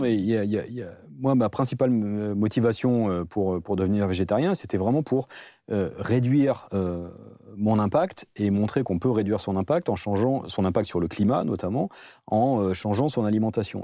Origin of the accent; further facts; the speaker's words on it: the South-West, south-west France, France; on vient tous les deux du Sud-Ouest